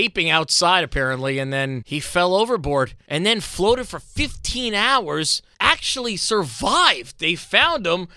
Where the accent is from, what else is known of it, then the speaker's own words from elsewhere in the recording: New York City, New York, United States; I'm still living in Howard Beach, Queens. I grew up there, but I wasn't living there